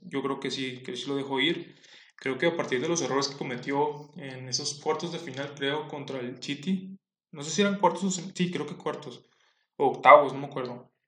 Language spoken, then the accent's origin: Spanish; Comarca Lagunera, Mexico; Soy de la comarca lagunera